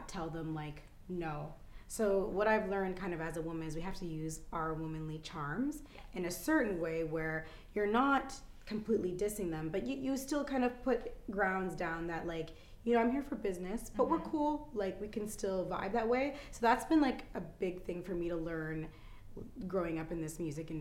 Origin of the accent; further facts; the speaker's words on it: Toronto, Ontario, Canada; I'm Italian Jamaican, and I was born and raised here though, and I find that in Toronto we are like this big melting pot